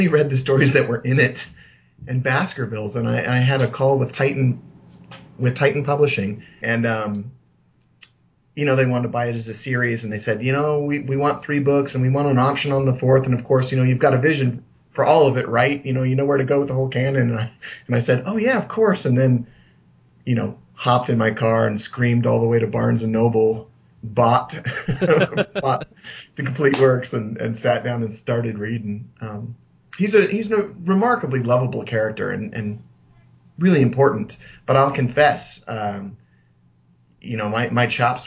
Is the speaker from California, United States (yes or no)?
no; Seattle, Washington, United States; moved away; Seattle, born and bred